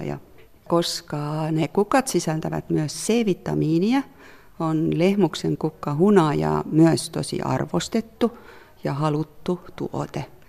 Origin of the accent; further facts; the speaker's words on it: Southern Estonia, Estonia; Finnish is a second language; now in Helsinki, Finland; mä olen kotoisin sieltä Etelävirosta, jossa on paljon metsää ja olen vähän ollut sellainen lapsuudesta asti metsäihminen.